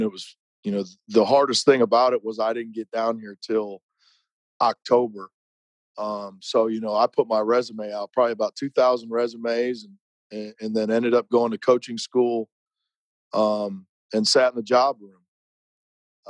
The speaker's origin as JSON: {"language": "English", "town": "Bryan", "region": "Ohio", "country": "United States", "tie": "born or raised there", "also_born_or_lived": "Orlando, Florida", "moved": "as an adult", "lives_now": "Katy, Texas, United States", "said": "I was born and raised in Northwest Ohio, city, small town called Bryan"}